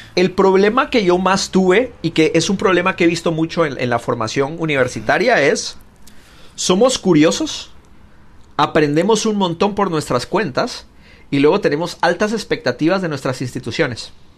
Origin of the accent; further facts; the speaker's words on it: Guatemala City, Guatemala Department, Guatemala; now in California, United States; yo crecí, fue criado en, Ciudad de Guatemala